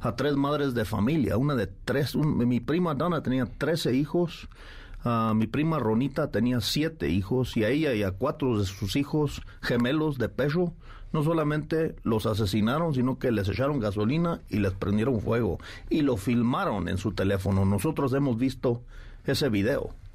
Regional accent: Mexico; como mexicanos

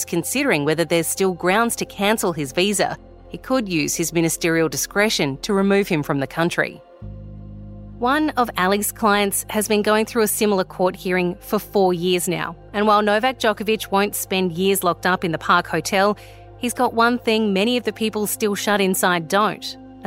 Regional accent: Australia; as Aussie citizens

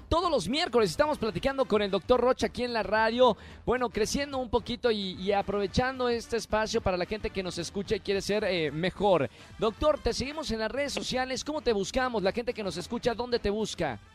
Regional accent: Monterrey, Nuevo León, Mexico; yo que soy de Monterrey

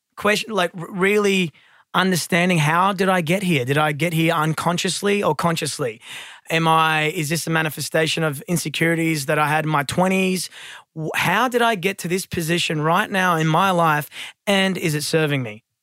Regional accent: Sydney, New South Wales, Australia; I was born in Blacktown, raised in the western suburbs

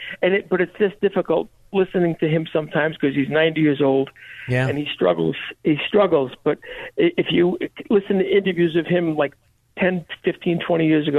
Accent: Brooklyn, New York, United States; You know, David Horowitz is from Queens. I'm from Brooklyn, so he almost sounds like me.

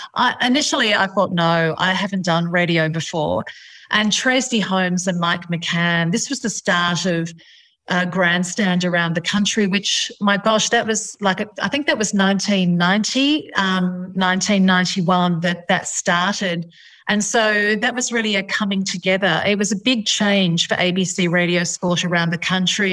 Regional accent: India; I come from India.

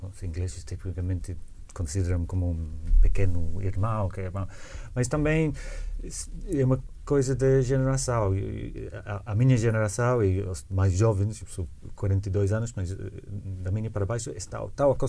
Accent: United Kingdom; Não, eu também eu sempre eh, contesto que sou britânico

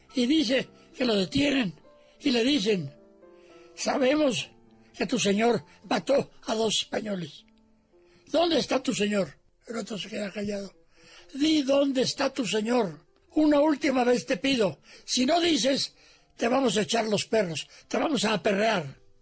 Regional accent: Mexico City, Mexico; Cuando yo era niño, mi madre me llevaba con mis hermanos al mercado de San Cosme

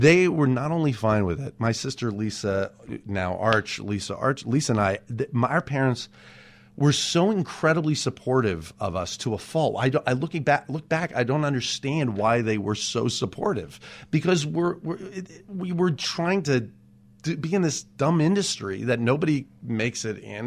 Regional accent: Los Angeles, California, United States; out in Woodland Hills, that's where I grew up

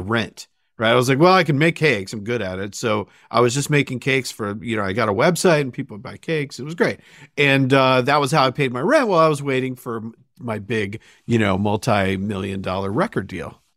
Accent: Sandwich, Massachusetts, United States; I grew up in Sandwich, Massachusetts.

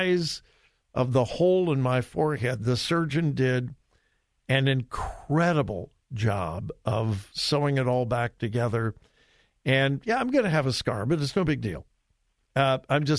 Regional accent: Southern California, United States; I'm from Southern California, but I certainly wasn't a beach bum

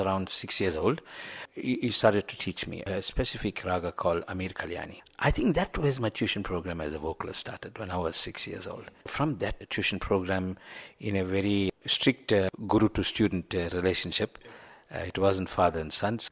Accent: South Africa; as a foreigner, as a South African

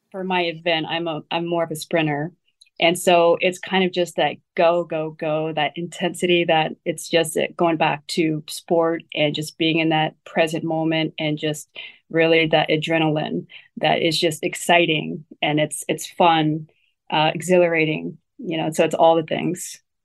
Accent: Ohio, United States; also born or lived in Taiwan; Growing up in Ohio

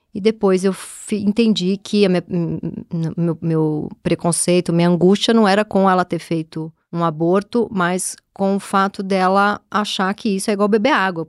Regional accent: São Paulo, Brazil; E eu nasci no Tatuapé

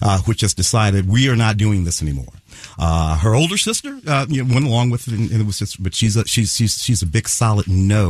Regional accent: Midwest, United States; moved away; when I was growing up in the Midwest

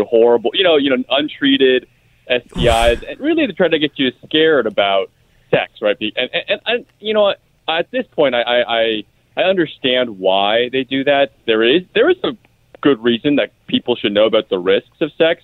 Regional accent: the Bay Area, California, United States; I grew up in the Bay Area

